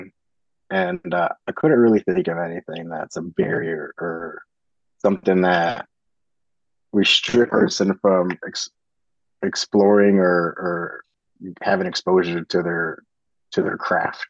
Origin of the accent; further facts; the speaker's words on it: United States; being American